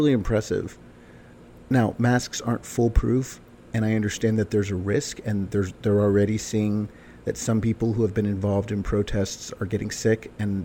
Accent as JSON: {"language": "English", "town": "Summit", "region": "New Jersey", "country": "United States", "tie": "born or raised there", "moved": "yes", "said": "My hometown, my little white bread hometown of Summit, New Jersey"}